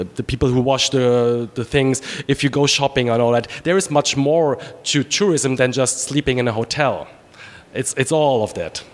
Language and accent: English; Trier, Rhineland-Palatinate, Germany; English is a second language; moved away as an adult; also born or lived in Charlotte, United States; now in United States; my area where I was born in Trier on the Moselle River